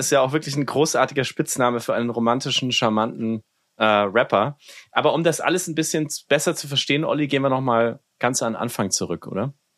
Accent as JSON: {"language": "German", "town": "Nuremberg", "region": "Bavaria", "country": "Germany", "tie": "born or raised there", "moved": "yes", "lives_now": "New York, United States", "said": "meine Heimatstadt Nürnberg"}